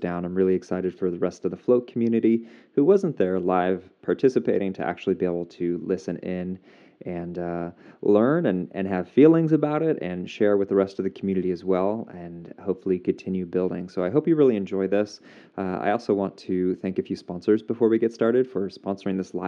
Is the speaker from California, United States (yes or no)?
no; Portland, Oregon, United States; my hometown of Portland